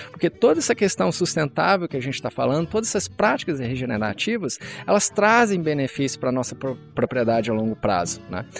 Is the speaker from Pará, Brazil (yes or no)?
no; Rio de Janeiro, Brazil; also born or lived in Castelândia, Goiás / England; now in Rio Verde, Brazil; Eu sou natural do Rio de Janeiro, mas eu sempre passei a minha infância ah, na fazenda do meu avô